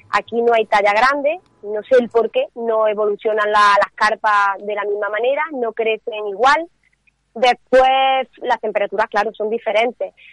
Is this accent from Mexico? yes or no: no; Córdoba, Andalusia, Spain; Mi padre es de Ávila, aunque yo estoy de Córdoba